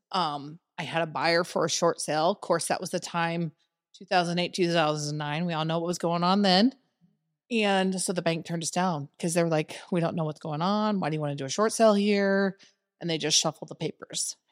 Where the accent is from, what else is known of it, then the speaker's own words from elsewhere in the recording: Winfield, Iowa, United States; moved away as an adult; also born or lived in Cedar Rapids, Iowa; now in Des Moines, United States; I moved from Cedar Rapids or from Winfield, small town Iowa, Winfield, into Cedar Rapids